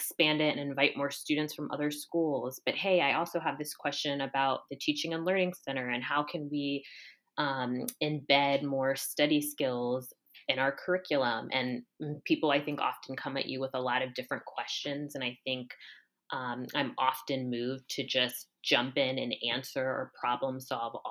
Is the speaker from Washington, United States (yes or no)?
no; Columbus, Ohio, United States; moved away as an adult; born and raised in Columbus